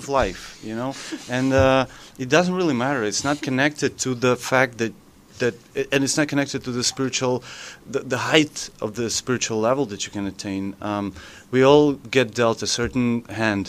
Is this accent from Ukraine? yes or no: yes; Ukraine; English is a second language; I'm from Ukraine, so like English is not my native language.